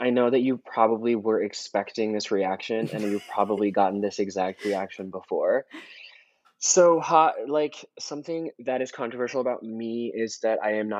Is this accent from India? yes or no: yes; India; now in United States; obviously I was growing up in India, and it's not like the same songs that that were playing on the radio here in the US would be playing in India.